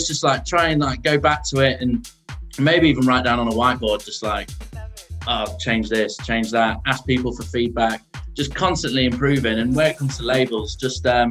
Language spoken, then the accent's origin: English; Lincolnshire, East Midlands, United Kingdom; moved away; also born or lived in Bristol; I'm from Lincolnshire, and that's like a Yellow Belly